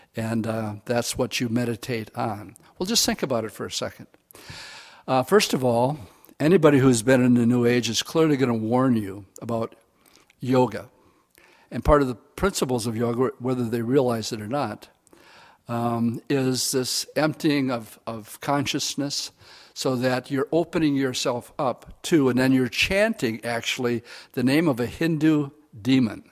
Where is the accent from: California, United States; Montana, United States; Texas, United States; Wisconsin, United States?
Wisconsin, United States; Oshkosh; I grew up in Oshkosh.